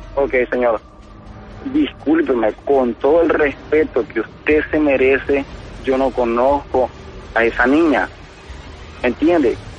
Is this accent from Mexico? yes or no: no; Guatemala; moved away as an adult; now in United States; Soy de Guatemala